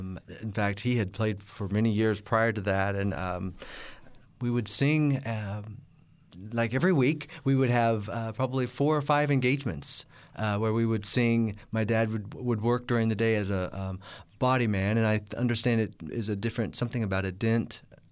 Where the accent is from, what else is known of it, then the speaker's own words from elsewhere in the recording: Kansas City, Missouri, United States; born there; I was born in Kansas City, Missouri, in the Midwest.